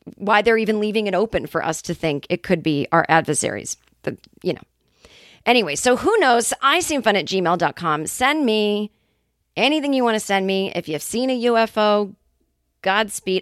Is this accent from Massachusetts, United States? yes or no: yes; Boston, Massachusetts, United States; now in California, United States; my hometown of Boston, Massachusetts.